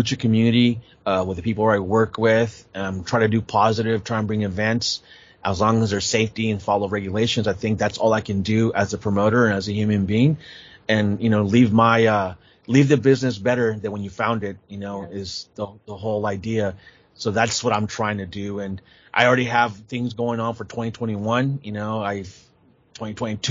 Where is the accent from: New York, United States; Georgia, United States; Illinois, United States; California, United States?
California, United States; San Jose; born or raised there